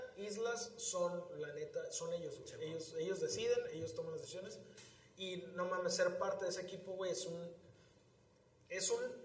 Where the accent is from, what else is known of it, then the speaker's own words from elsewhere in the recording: Tijuana, Baja California, Mexico; somos muy californianos, güey, los tijuanenses o los de aquí de la región